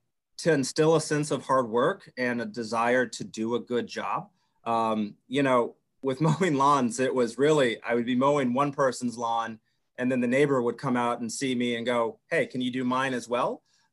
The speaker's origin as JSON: {"language": "English", "region": "the South", "country": "United States", "tie": "born or raised there", "said": "It's like, no, I grew up in the South with a strict mom."}